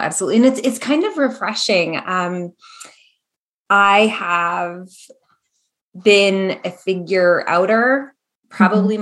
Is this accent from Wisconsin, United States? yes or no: no; Maryland, United States; also born or lived in Capital Region, New York; now in Capital Region of New York, United States; I am currently in the capital region of New York in suburb land here. Actually, not too dissimilar from where we grew up in Maryland